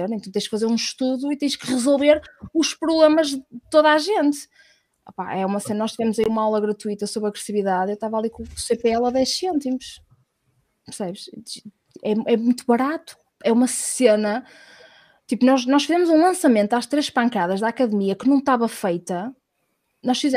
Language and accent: Portuguese; Portugal; Nós somos muito, somos portugueses de há, 500 anos atrás, a conquistar.